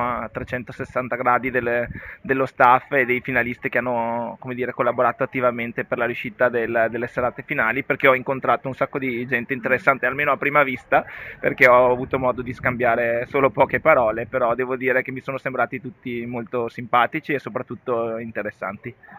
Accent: Malo, Veneto, Italy; al mio paese, che è Malo, un paesino nell'Alto Vicentino

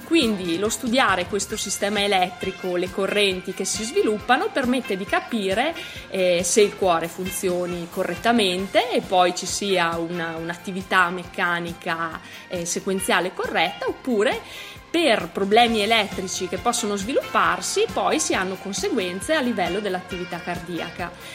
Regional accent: Pinzolo, Trentino-Alto Adige, Italy; moved away as an adult; also born or lived in Tione; now in Trento, Italy; vengo da Pinzolo, provincia di Trento

